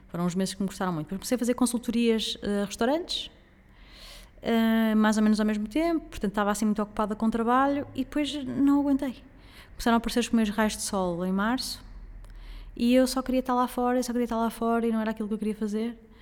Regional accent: Portugal; não sou a pessoa mais nacionalista do mundo enquanto portuguesa

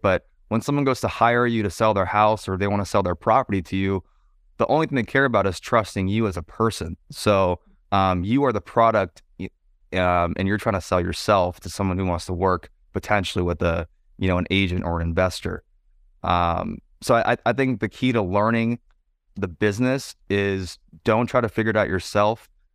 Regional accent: San Francisco Bay Area, California, United States; moved away as an adult; also born or lived in San Diego; I'm from the San Francisco Bay Area

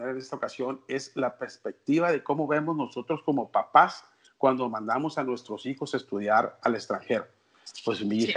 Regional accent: Culiacán, Sinaloa, Mexico; yo soy del norte, soy de Culiacán, tengo 50 años

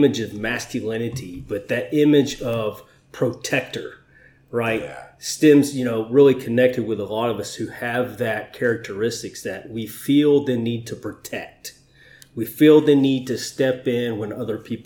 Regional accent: Florida, United States; also born or lived in Georgia / Alabama / Navarre, Florida; I grew up in Florida

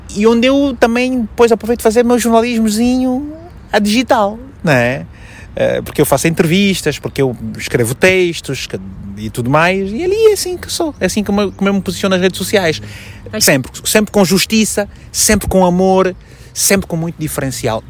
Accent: Malanje, Angola; moved away as an adult; also born or lived in Luanda; now in Portugal; eu nasci em Malange há 38 anos

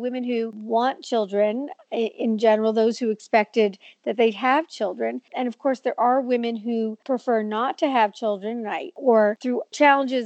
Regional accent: Montreal, Quebec, Canada; moved away as an adult; now in New York, United States; I'm from Montreal. I now live in New York, 25 years, American citizen, all that. But I grew up in Montreal

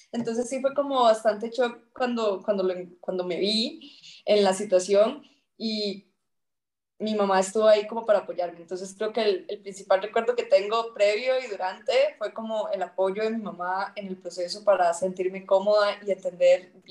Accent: Peñas Blancas, Puntarenas, Costa Rica; Eh, soy de Esparza, entonces crecí en un pueblo que se llama Peñas Blancas de Esparza, es un pueblito rural.

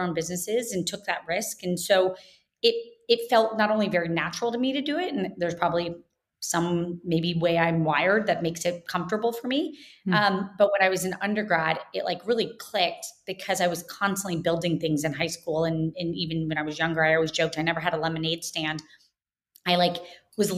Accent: Jacksonville, Florida, United States; moved away as an adult; also born or lived in Kentucky; I grew up in Jacksonville, Florida, spent basically, you know, the first year of my life till 18 there, and very much consider that home and still

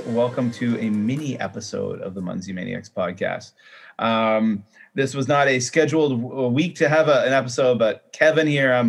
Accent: Canada; now in Shenzhen, China; And I'm a Canadian who lives and works in Shenzhen, China, and I've lived in Asia for quite some time.

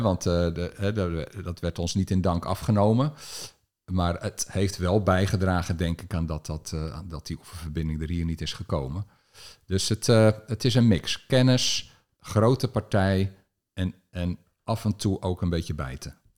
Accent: Alphen aan den Rijn, South Holland, Netherlands; Ik ben opgegroeid in Al van der Rijn, in een buitenwijk die, die toen eind jaren 60

